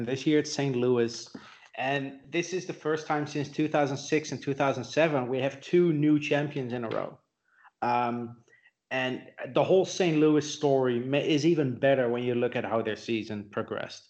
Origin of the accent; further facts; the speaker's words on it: Netherlands; now in Austria; I live in Europe, you know, in Austria. I grew up in the Netherlands